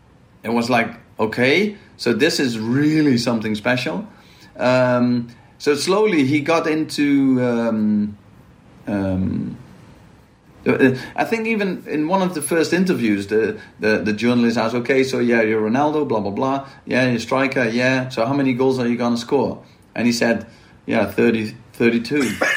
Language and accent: English; Maastricht, Limburg, Netherlands; I'm from Maastricht, and Maastricht is well known for carnival.